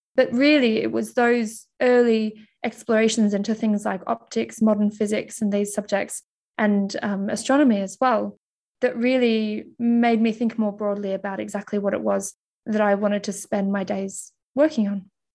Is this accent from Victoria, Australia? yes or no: yes; Melbourne, Victoria, Australia; also born or lived in Mildura, Victoria / United Kingdom; I'm originally from Australia, and I was actually born in Mildura, which is about a six-hour drive outside of Melbourne